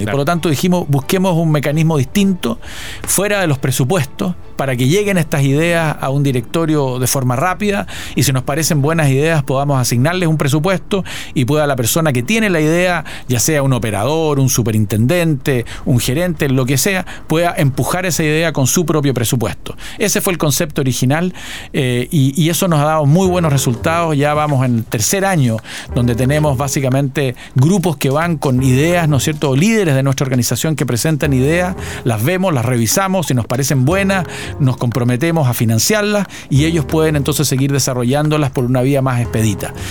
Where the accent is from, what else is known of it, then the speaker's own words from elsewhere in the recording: Chile; como chileno